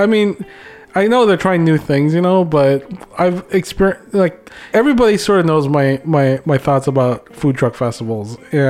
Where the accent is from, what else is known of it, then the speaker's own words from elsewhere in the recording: Philippines; Everybody knows I'm a Filipino. I'm like one of the only Filipinos in my job.